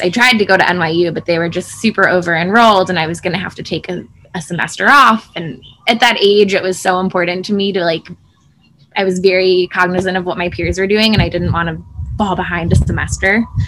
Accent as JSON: {"language": "English", "town": "Chicago", "region": "Illinois", "country": "United States", "tie": "born or raised there", "said": "I grew up in Chicago, um, in the suburbs"}